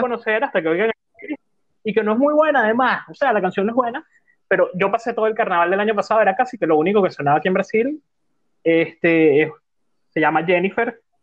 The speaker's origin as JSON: {"language": "Spanish", "country": "Venezuela", "said": "ya que somos venezolanos"}